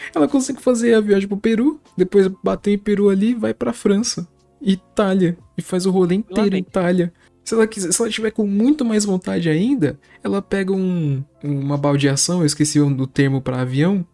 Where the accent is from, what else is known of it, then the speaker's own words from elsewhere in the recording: São Paulo, Brazil; somos sim de São Paulo